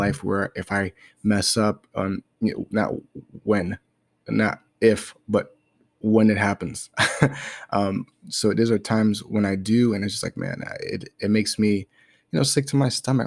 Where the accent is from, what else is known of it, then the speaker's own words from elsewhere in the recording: New York City, New York, United States; I was born in Brooklyn, New York, and, you know, I was born to a single mom